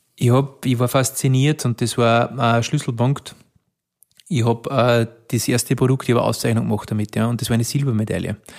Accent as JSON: {"language": "German", "town": "Alberndorf", "region": "Upper Austria", "country": "Austria", "tie": "born or raised there", "said": "einen sehr traditionellen ländlichen Ort groß geworden da, in Alberndorf"}